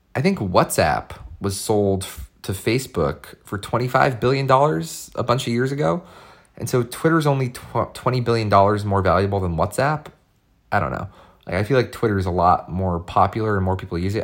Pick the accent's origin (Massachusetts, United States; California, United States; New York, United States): Massachusetts, United States; Boston; I grew up in the Boston area